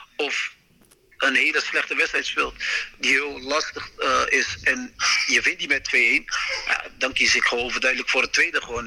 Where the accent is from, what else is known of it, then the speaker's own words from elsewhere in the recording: Rotterdam, South Holland, Netherlands; ik kom natuurlijk uit Rotterdam